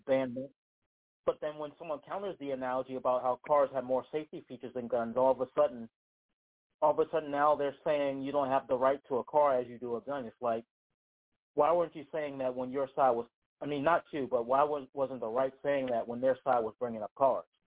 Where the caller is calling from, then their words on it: Charlottesville, Virginia, United States; I'm calling from Charlottesville